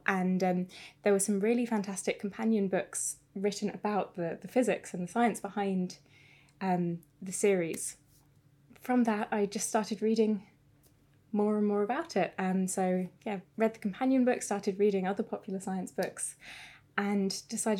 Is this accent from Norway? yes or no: no; South Lincolnshire, East Midlands, United Kingdom; now in Cambridge, United Kingdom; I am originally from South Lincolnshire, so not far from Cambridge.